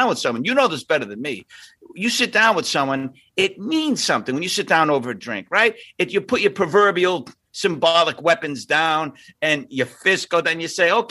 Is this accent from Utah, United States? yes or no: no; Boston, Massachusetts, United States; I am a kid from Southie and I'm Irish